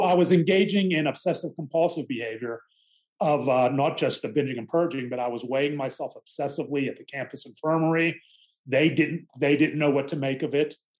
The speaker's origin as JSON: {"language": "English", "town": "Mount Lebanon", "region": "Pennsylvania", "country": "United States", "tie": "born or raised there", "said": "the area I grew up in Mount Lebanon, a, a suburb of Pittsburgh"}